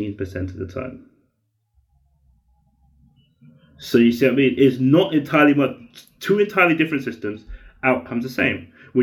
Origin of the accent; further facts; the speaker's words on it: United Kingdom; I'm a British Nigerian writer.